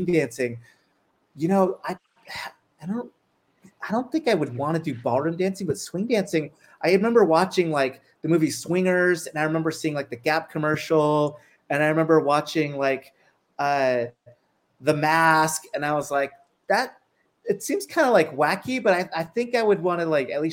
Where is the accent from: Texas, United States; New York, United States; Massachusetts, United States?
Texas, United States; El Paso; I grew up in El Paso, Texas